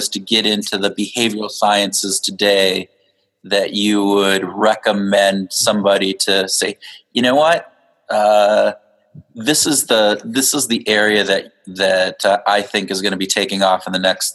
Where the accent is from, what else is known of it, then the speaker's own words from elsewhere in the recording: Minnesota, United States; we're from Minnesota